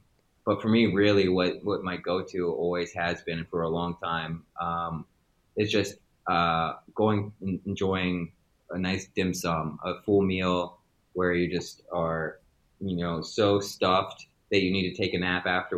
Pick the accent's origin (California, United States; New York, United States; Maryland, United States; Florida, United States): Maryland, United States; I'm American. I was born and raised in Maryland, moved around a lot, spent a lot of time in different parts of the East Coast as I grew up and became an individual.